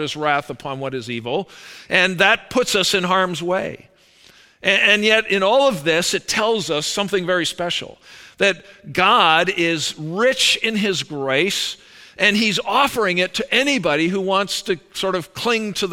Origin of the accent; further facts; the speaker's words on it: Calgary, Alberta, Canada; I was born up in Calgary, Alberta